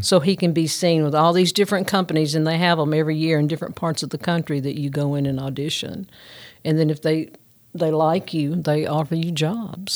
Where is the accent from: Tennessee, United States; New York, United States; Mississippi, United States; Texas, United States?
Tennessee, United States; Union City; I am from Union City